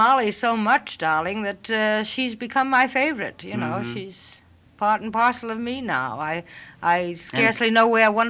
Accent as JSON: {"language": "English", "town": "New York City", "region": "New York", "country": "United States", "tie": "born or raised there", "said": "I was born in New York City, in Harlem, as a matter of fact. And raised? And raised right in New York City."}